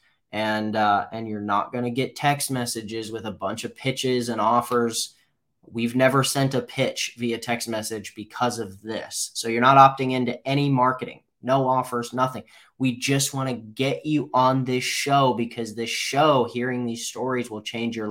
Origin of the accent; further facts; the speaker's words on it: Midwest, United States; I grew up in the Midwest.